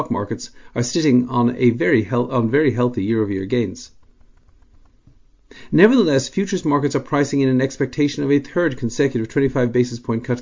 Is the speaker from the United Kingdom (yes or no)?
no; Dublin, Leinster, Ireland; As a child growing up in Dublin